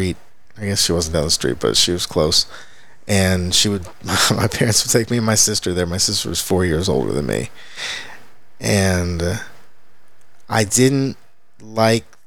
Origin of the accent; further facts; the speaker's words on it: Pilot Point, Texas, United States; as a kid, I grew up in Pilot Point, which okay. is way up north, on a quarter horse commute.